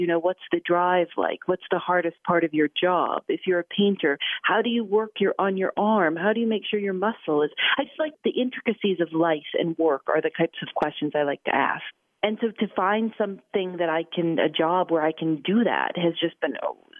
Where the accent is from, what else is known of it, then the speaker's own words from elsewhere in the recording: Chicago, Illinois, United States; My father was in radio. I grew up in Chicago around some pretty radio, you know, greats.